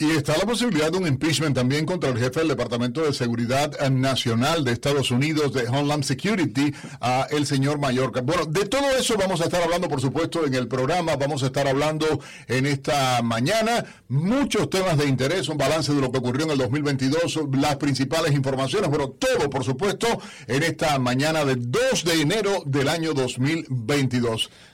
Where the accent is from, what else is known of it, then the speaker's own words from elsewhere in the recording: Cuba; now in United States; como periodista, como cubano, como estadounidense